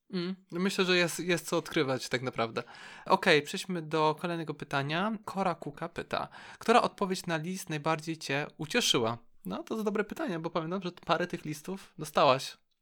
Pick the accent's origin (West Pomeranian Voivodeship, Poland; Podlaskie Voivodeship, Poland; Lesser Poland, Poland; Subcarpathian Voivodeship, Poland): West Pomeranian Voivodeship, Poland; Szczecin; Też jestem ze Szczecina